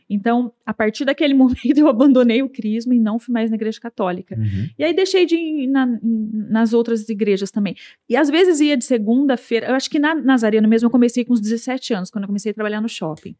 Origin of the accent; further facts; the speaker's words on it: Campinas, São Paulo, Brazil; eu nasci naquela região, estudei naquela região